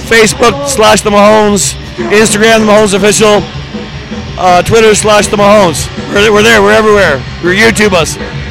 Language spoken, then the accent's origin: English; Toronto, Ontario, Canada; But I'm from Toronto, so it's pretty far away from here.